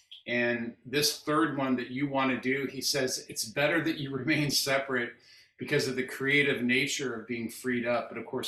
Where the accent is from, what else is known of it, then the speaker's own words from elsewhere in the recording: Kansas City, Missouri, United States; I'm from Kansas City, Missouri